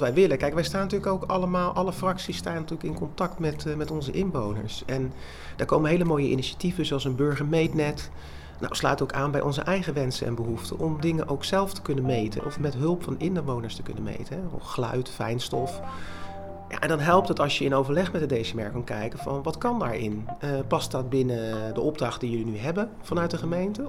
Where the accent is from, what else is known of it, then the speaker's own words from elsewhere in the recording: Rotterdam, South Holland, Netherlands; now in Lansingerland, Netherlands; Oorspronkelijk kom ik uit Rotterdam